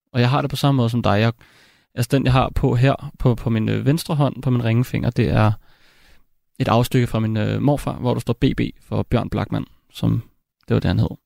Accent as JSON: {"language": "Danish", "town": "Copenhagen", "region": "Capital Region of Denmark", "country": "Denmark", "tie": "born or raised there", "said": "jeg voksede op i København"}